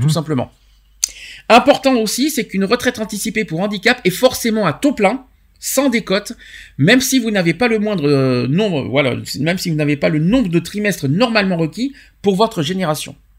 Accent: France; chez nous en France

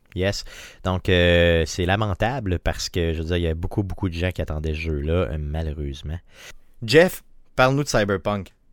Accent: Quebec, Canada; chez nous au Québec

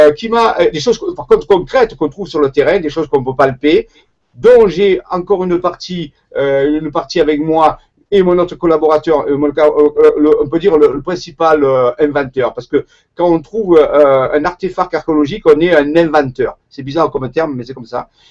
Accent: Marseille, Provence-Alpes-Côte d'Azur, France; accent: Marseille; Je suis marseillais à l'origine, ça s'entend par mon accent

